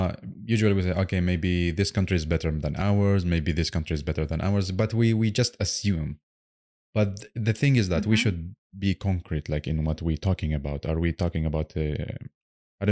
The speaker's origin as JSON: {"language": "English", "country": "Iraq", "tie": "born or raised there", "moved": "yes", "said": "my home country in Iraq"}